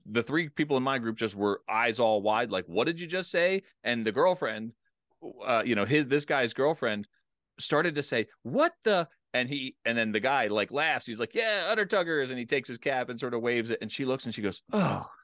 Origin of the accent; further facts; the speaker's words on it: East Coast, United States; I grew up in the East Coast, a lot of lakes.